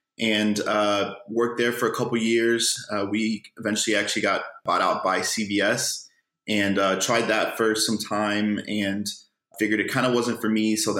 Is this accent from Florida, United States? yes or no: yes; Miami, Florida, United States; So I was raised in Miami, Florida, And I went to undergraduate down here